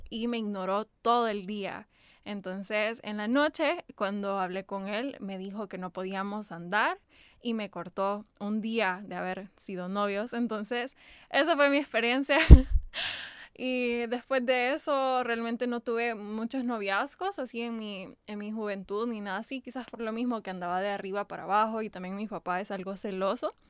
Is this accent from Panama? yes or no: no; El Salvador; así fue como vine a dar aquí a El Salvador y como dijiste, aquí me crié y me considero salvadoreña.